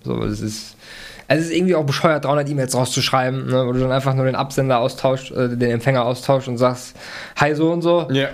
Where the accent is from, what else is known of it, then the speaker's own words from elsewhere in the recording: Germany; als Deutscher